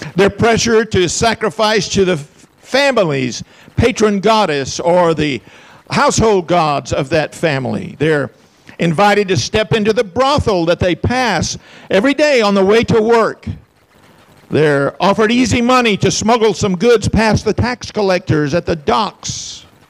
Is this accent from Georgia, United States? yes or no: no; Huntsville, Alabama, United States; I'm from Huntsville.